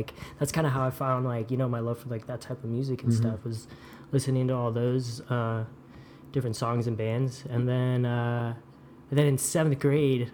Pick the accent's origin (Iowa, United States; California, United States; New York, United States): California, United States; Santa Clarita; So I grew up in Santa Clarita, Castaic area, just north of a little northern LA County, kind of right before the Grapevine up there.